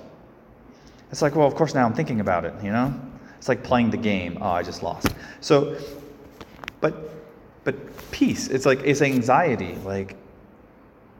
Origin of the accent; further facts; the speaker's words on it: Phoenix, Arizona, United States; Growing up in Phoenix